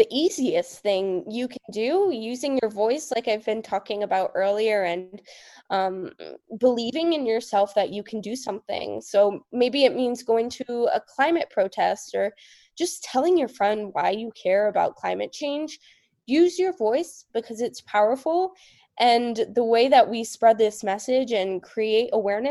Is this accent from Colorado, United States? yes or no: no; Marin County, California, United States; I was kind of the only one from my community of Marin County, which is across the bridge from San Francisco